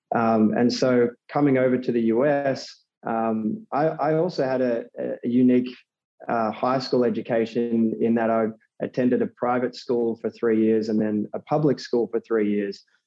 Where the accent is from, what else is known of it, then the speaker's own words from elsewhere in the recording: Australia; moved away as an adult; now in New York City, United States; I'm originally from Australia. So um, grew up over there and, and, moved to New York City three years ago